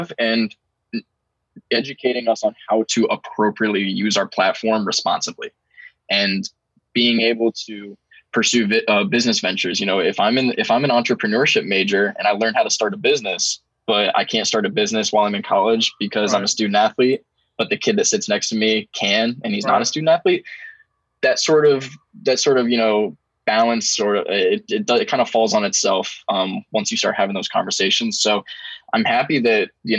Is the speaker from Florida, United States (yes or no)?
no; Ohio, United States; moved away; I'm from Ohio